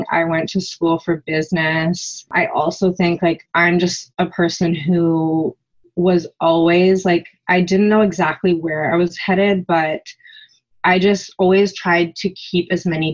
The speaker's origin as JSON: {"language": "English", "area": "just outside of Vancouver", "region": "British Columbia", "country": "Canada", "tie": "born or raised there", "said": "we grew up just outside of Vancouver, and everything we did was as a family."}